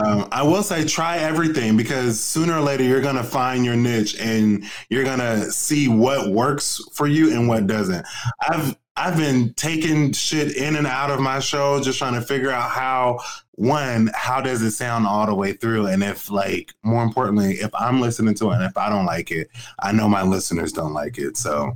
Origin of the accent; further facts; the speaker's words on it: Portland, Oregon, United States; now in New York, United States; I'm originally from Portland, Oregon. I don't know if you knew that.